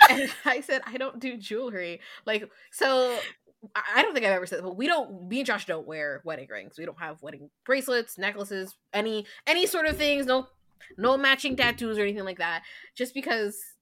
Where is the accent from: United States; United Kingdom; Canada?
Canada; we're Canadian